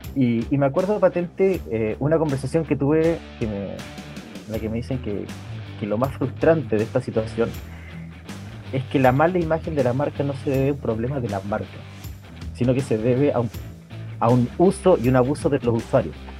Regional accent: Coyhaique, Aysén, Chile; moved away as an adult; now in Santiago, Chile; yo crecí en Coyhaique, en el sur de Chile

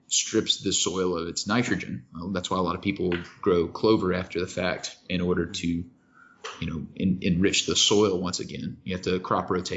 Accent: Kentucky, United States; I grew up in Kentucky

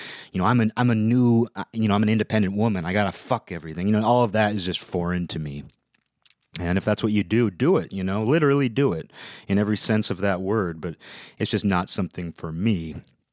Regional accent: Seattle, Washington, United States; I'm from the Seattle area

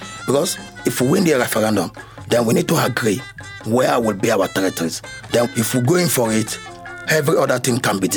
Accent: Okrika, Rivers State, Nigeria; I am from Okrika.

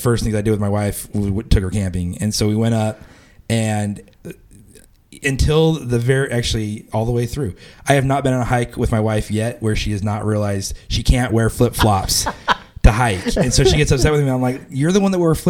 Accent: West Coast, Pacific Northwest, United States; moved away; I come from the West Coast, mm-hmm. and your Pacific Northwest.

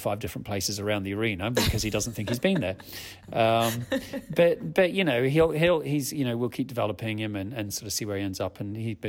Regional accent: Australia; moved away as an adult; now in United Kingdom; I grew up in Australia. I was born in the UK, grew up in Australia

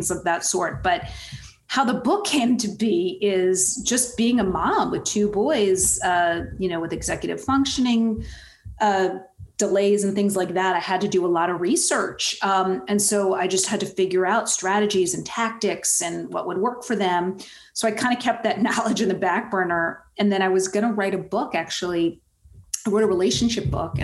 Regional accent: East Coast, United States; I'm from the East Coast

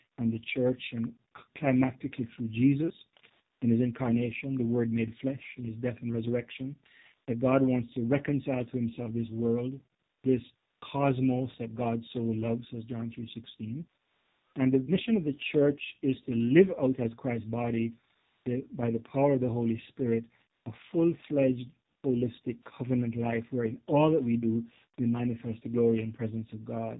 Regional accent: Jamaica; also born or lived in Canada; now in United States; As you can probably tell by my accent, I wasn't born in the U.S. I'm a Jamaican. I immigrated to Canada, then the U.S. later

